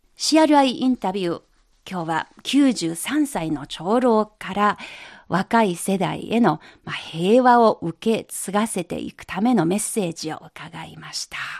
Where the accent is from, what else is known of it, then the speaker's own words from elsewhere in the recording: China; 私たち中国人